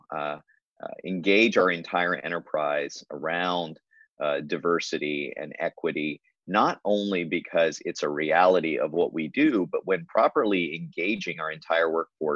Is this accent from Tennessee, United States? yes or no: yes; Nashville, Tennessee, United States; moved away as an adult; also born or lived in Memphis, Tennessee / Texas; now in Iowa, United States; I was born in Memphis, but when I was still in elementary school, we moved to Nashville as my dad got a new job there. And I grew up in Nashville.